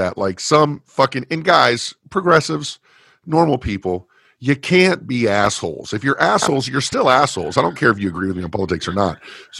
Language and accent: English; Fullerton, California, United States; I grew up in Fullerton, California.